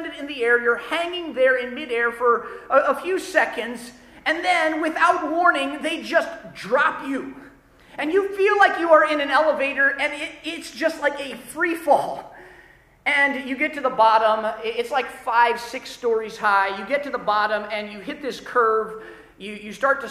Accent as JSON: {"language": "English", "region": "Ohio", "country": "United States", "tie": "born or raised there", "moved": "yes", "said": "when I was growing up in Ohio, our family, we lived about an hour and a half away from Cedar Point"}